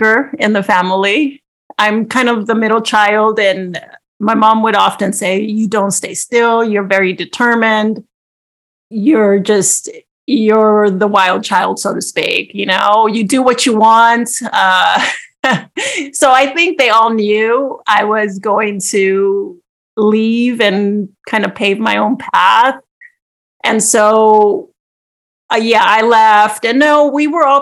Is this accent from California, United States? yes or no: yes; Los Angeles, California, United States; I was born and raised in Los Angeles, and most people would say, yes, East